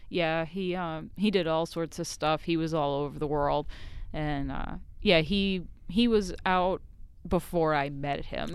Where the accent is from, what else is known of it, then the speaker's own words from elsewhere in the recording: Haverhill, Massachusetts, United States; also born or lived in Nova Scotia, Canada; now in Texas, United States; I'm from just north of Boston, a town called Haverhill, Massachusetts